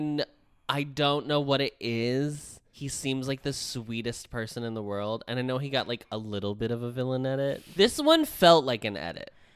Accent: United States

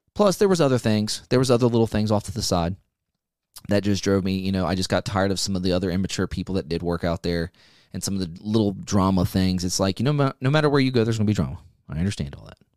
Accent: United States; as an American

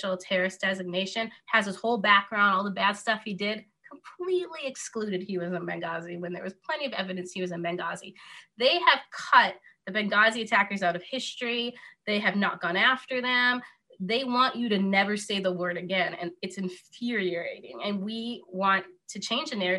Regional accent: Upper Peninsula of Michigan, United States; I'm from the Upper Peninsula of Michigan

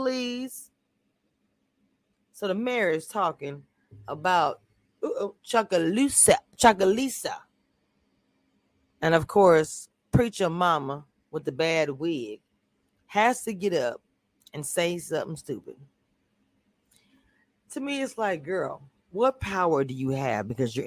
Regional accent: Louisiana, United States; I'm from Louisiana. Nag, Louisiana

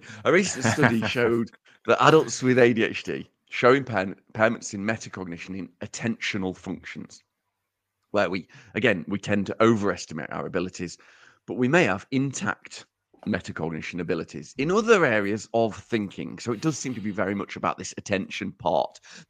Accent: Uttoxeter, West Midlands, United Kingdom; accent: Uttoxeter; in direct opposition to what I've just said in my in my stupid Uttoxeter accent

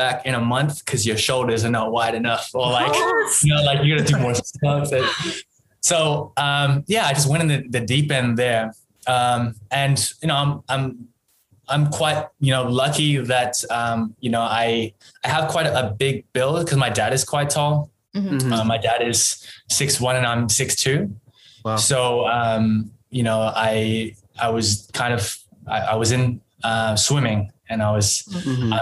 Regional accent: Perth, Western Australia, Australia; moved away as an adult; also born or lived in Singapore; now in Korea; I was born in Perth, Western Australia

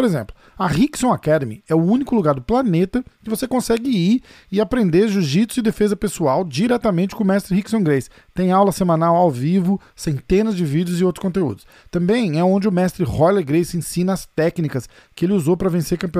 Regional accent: São Paulo, Brazil; eu sou de São Paulo, que massa.

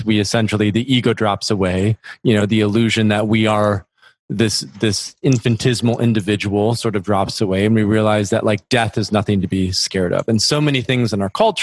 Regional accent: near Grand Rapids, West Michigan, United States; I grew up in West Michigan, close to a small city, Grand Rapids, which is known as the furniture capital

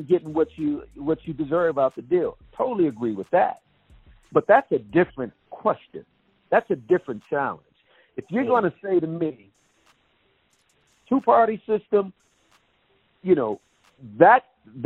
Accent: Detroit, Michigan, United States; my hometown of Detroit, where I was born and raised

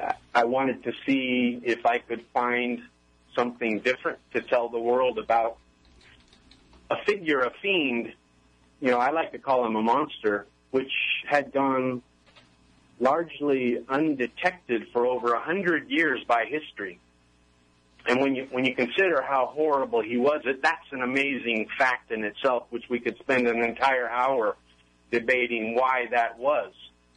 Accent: Oakland, California, United States; born there; Oakland, California. I was born in Oakland, California. We were a Navy family, so we moved around a bit, but we always came back to California.

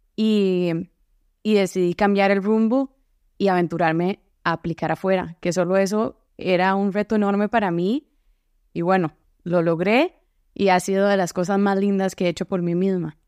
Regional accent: San José, Costa Rica; moved away as an adult; also born or lived in Boston; now in Seattle, United States; Soy de San José y crecí ahí

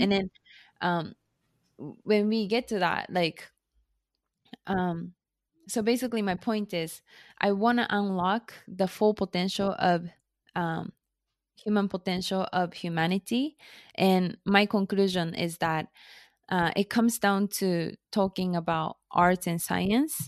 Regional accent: Japan; English is a second language; moved away as an adult; also born or lived in United States; now in Tokyo, Japan; I was born and raised in Japan

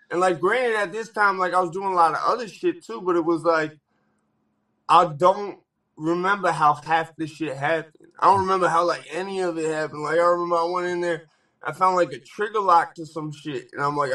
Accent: Danbury, Connecticut, United States; I grew up right in Danbury. Like I spent probably more time

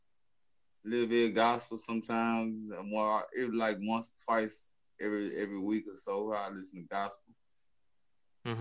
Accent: Baton Rouge, Louisiana, United States; I'm from North America, in a place called Louisiana, a city called Baton Rouge

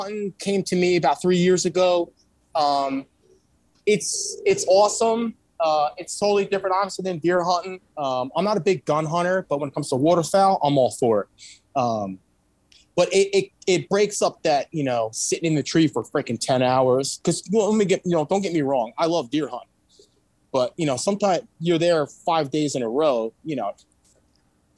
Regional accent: New York, United States; moved away; also born or lived in Brooklyn, New York / Walton, New York; originally I'm from New York

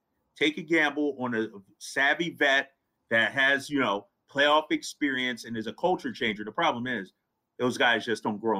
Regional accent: California, United States; growing up in California, when the Kings were rocking, it was the most difficult place to play.

